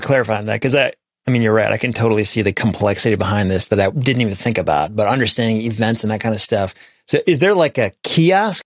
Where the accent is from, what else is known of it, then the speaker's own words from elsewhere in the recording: Grand Rapids, Michigan, United States; my hometown of Grand Rapids